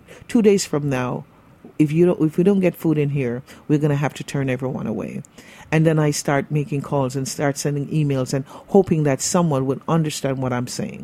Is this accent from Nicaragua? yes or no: no; Jamaica; moved away as an adult; also born or lived in Brooklyn, New York; now in New York, United States; I was born and raised in Jamaica